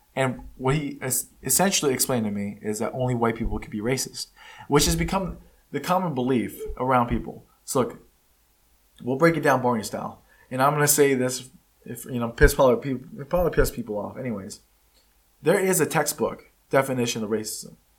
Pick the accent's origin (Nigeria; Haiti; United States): United States; first language Spanish; English is a second language; I'm not from Mexico. I was born here in the United States. It's the only country I know.